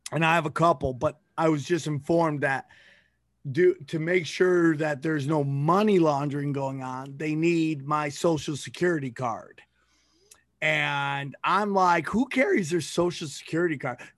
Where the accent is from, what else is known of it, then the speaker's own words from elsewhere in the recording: Cortland, New York, United States; born there; Uh, I was born in New York.